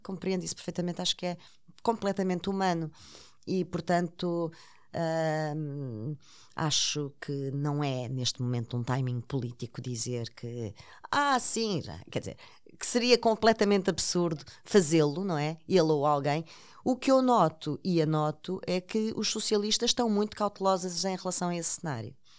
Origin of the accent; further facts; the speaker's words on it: Portugal; como portuguesa